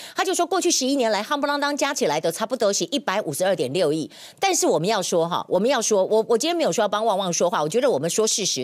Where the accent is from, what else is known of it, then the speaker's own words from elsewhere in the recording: Taiwan; 我们台湾人民